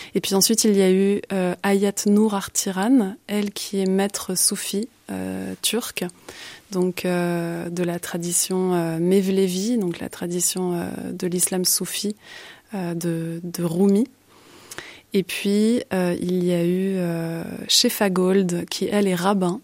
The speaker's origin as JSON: {"language": "French", "town": "Paris", "region": "Île-de-France", "country": "France", "moved": "as an adult", "lives_now": "Brussels, Belgium", "said": "je suis originaire euh, de Paris mais je suis bruxelloise d'adoption depuis presque 15 ans maintenant"}